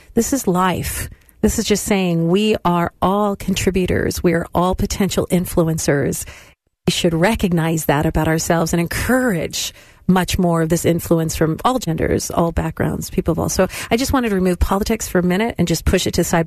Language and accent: English; California, United States; I'm from the West as well, California schools.